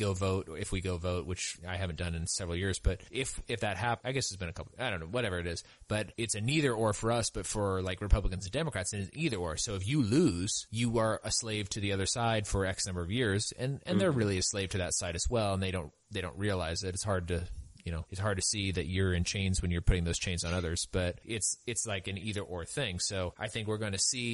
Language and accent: English; California, United States; I sort of think of myself as a Californian